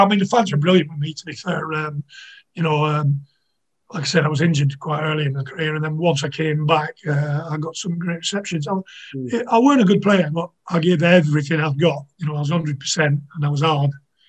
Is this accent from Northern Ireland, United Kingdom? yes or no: no; Manchester, North West England, United Kingdom; moved away; I'm from Manchester originally